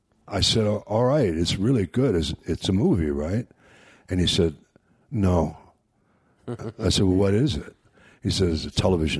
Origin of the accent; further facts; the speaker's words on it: New York City, New York, United States; I'm from New York, and we talk with our hands.